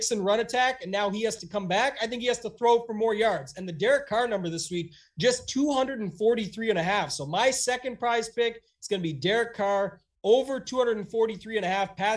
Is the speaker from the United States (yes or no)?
no; Canada; myself being Canadian